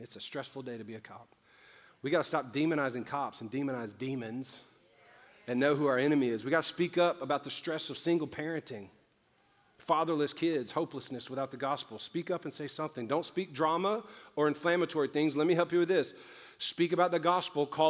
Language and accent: English; New Orleans, Louisiana, United States; I'm from New Orleans. I was the only white kid in the apartments I grew up